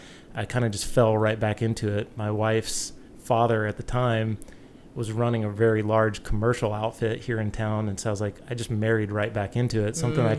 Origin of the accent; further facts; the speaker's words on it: South Carolina, United States; moved away as an adult; also born or lived in Oklahoma; now in San Diego, United States; I was born and raised out in South Carolina, and ultimately, just through travel and everything, kind of fell in love with San Diego. Wanted to be here.